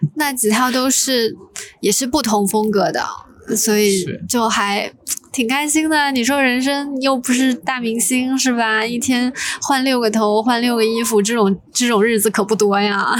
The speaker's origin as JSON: {"language": "Chinese", "region": "Zhejiang", "country": "China", "tie": "born or raised there", "moved": "yes", "lives_now": "Hong Kong", "said": "我的家乡浙江"}